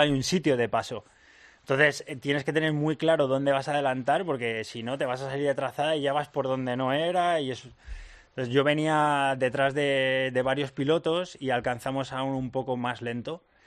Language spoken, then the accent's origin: Spanish; Madrid, Community of Madrid, Spain; soy de Madrid